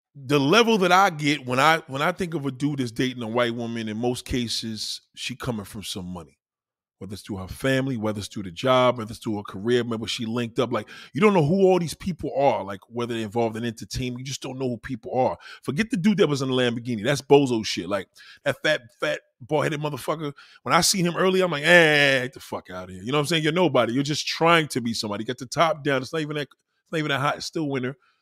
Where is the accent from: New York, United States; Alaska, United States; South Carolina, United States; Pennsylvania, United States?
New York, United States; New York City; also born or lived in Brooklyn / Staten Island; I'm a New Yorker. I was born and raised here